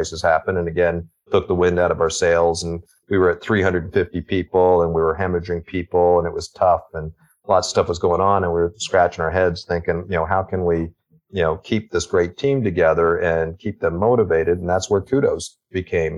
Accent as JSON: {"language": "English", "region": "Texas", "country": "United States", "tie": "born or raised there", "moved": "yes", "lives_now": "Calgary, Canada", "said": "I grew up in Texas. My father was in the military and Air Force"}